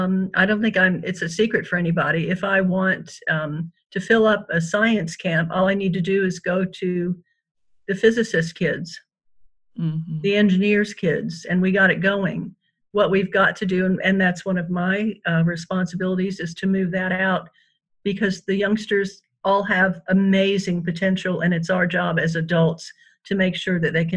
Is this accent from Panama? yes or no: yes; Panama; And I was raised in Panama, so you weren't going to be staying there more than likely.